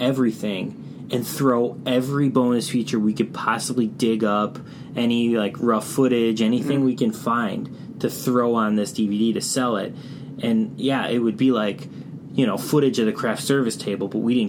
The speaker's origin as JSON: {"language": "English", "town": "Chicago", "region": "Illinois", "country": "United States", "tie": "born or raised there", "said": "I'm from Chicago, and I grew up in the city. And I was surrounded by a bunch of mom-and-pop video stores growing up in the Northwest side."}